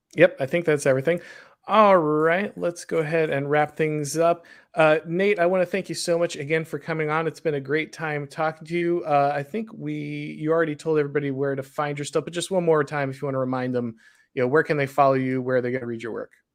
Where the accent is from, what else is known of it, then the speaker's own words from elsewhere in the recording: Florida, United States; I'm from Florida